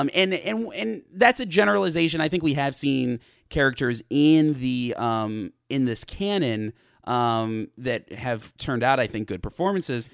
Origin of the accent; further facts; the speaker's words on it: United States; as an American person